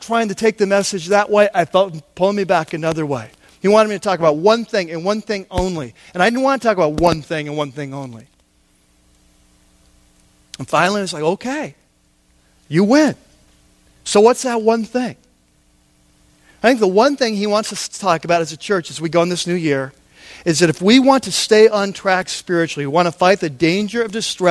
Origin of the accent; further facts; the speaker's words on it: United States; for us as American Christians